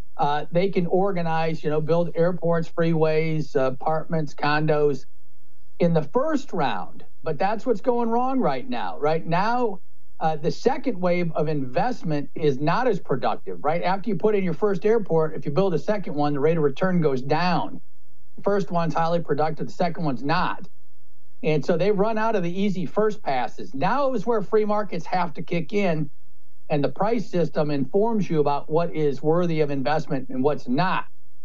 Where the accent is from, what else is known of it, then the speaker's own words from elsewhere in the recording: Midwest, United States; I'm from the Midwest. Can't pull it off.